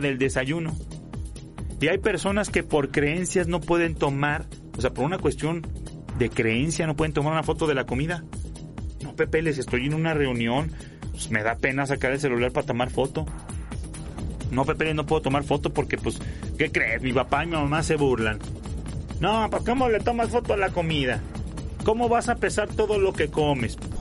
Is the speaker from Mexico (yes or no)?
yes; León, Guanajuato, Mexico; en León, de donde soy yo